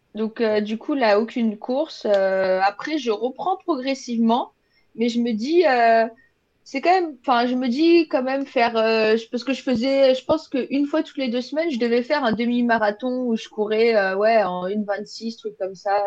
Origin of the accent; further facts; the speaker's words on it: France; moved away as an adult; now in Quebec, Canada; dans la ville euh, d'où je vis en France, dans la première ville où j'ai habité